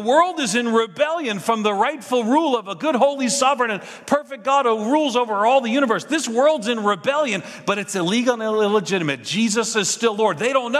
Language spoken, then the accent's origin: English; New York City, New York, United States; moved away as an adult; now in Hendersonville, United States; I'm from New York City. I grew up in New York City. And when I moved to Tennessee